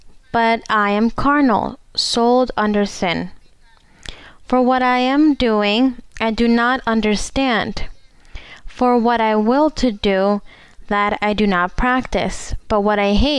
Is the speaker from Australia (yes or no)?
no; Equatorial Guinea; English is a second language; Good morning, sister. Welcome to Spain. I am from Equatorial Guinea, and I have a question in the Bible